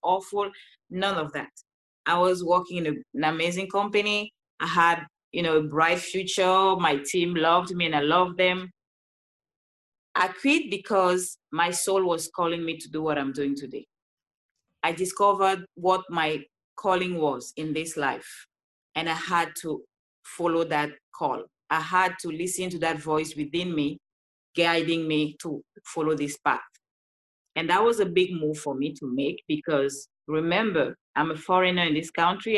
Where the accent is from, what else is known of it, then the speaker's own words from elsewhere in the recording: Cameroon; English is a second language; moved away as an adult; now in Los Angeles, United States; I'm originally from Cameroon. That's why you hear this beautiful accent